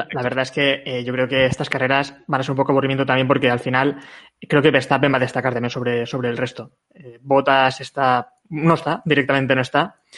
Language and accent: Spanish; Valencian Community, Spain; como valenciano